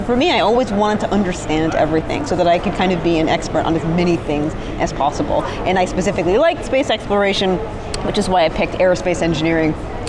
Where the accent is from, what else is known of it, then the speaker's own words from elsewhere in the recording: United Kingdom; which you'll like since you're British, and I'm actually British too